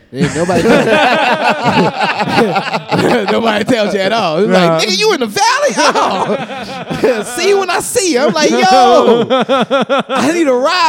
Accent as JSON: {"language": "English", "town": "New Orleans", "region": "Louisiana", "country": "United States", "moved": "as an adult", "lives_now": "Houston, United States", "said": "I'm a nigga from New Orleans, man."}